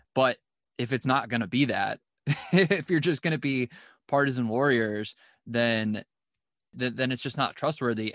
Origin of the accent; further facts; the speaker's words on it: Cleveland, Ohio, United States; I'm from Cleveland